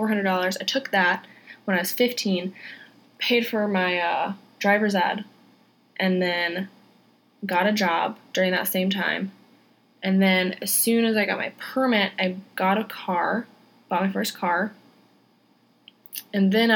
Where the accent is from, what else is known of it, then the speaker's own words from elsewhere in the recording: Wisconsin, United States; moved away as an adult; I'm from Wisconsin originally. That's where I was born. And I'm the oldest of 8 kids. And we all lived on a farm.